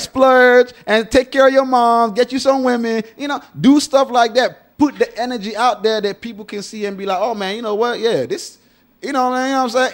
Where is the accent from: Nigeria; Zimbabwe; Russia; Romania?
Nigeria; I'm Nigerian